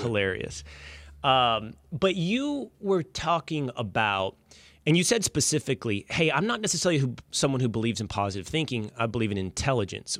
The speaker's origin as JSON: {"language": "English", "region": "Texas", "country": "United States", "tie": "born or raised there", "said": "that manly culture that I grew up with in Texas"}